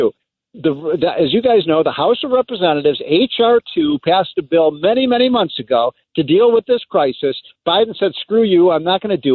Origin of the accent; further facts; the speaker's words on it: Chicago, Illinois, United States; I'm from Chicago.